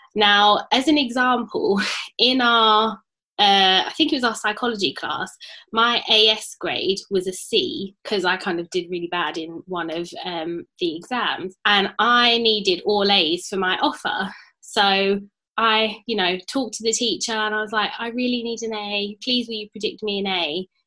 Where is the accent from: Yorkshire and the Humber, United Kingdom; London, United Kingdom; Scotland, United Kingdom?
London, United Kingdom; so obviously I grew up in Tottenham and I was still living in Tottenham when the riots happened in 2011.